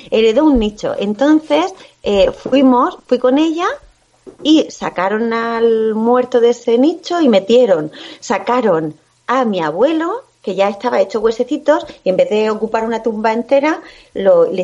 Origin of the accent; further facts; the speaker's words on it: Guardamar del Segura, Valencian Community, Spain; ¿Sabéis qué pasó aquí en Guardamar, en mi pueblo?